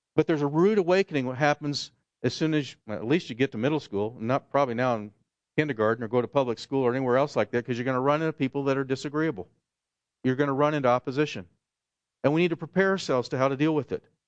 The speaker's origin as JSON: {"language": "English", "region": "Oklahoma", "country": "United States", "tie": "born or raised there", "moved": "yes", "said": "where I grew up in Oklahoma"}